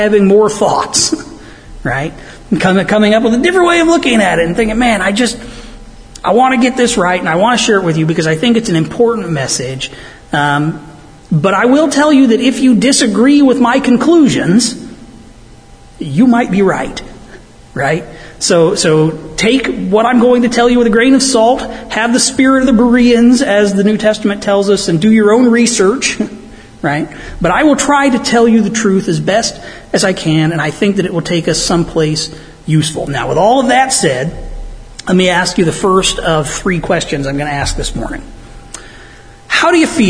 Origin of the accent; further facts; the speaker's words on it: United States; since I'm from Stark County